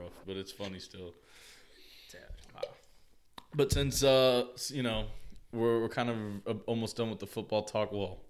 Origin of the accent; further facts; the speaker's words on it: Miami, Florida, United States; we're from Miami